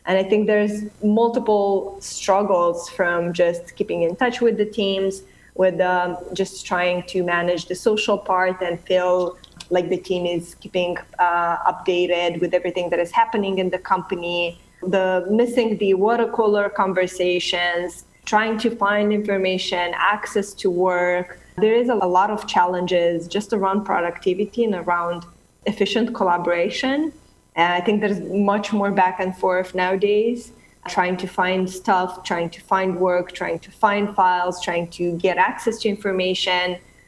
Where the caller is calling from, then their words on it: Romania; I'm actually calling from Romania, Eastern Europe, very, very far away.